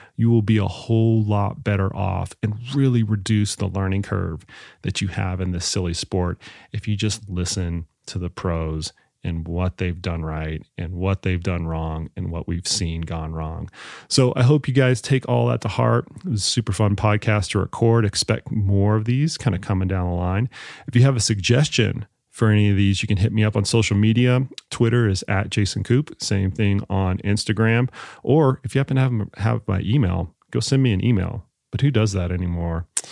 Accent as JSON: {"language": "English", "region": "Texas", "country": "United States", "tie": "born or raised there", "said": "I grew up in Texas"}